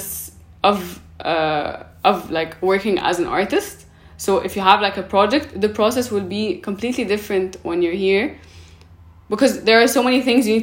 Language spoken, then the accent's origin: English; Cairo, Cairo Governorate, Egypt; born or raised there; also born or lived in Paris